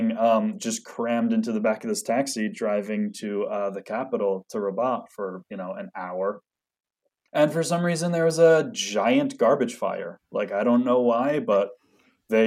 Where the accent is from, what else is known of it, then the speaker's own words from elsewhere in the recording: New Jersey, United States; moved away as an adult; also born or lived in China; now in Morocco; I'm from New Jersey in the USA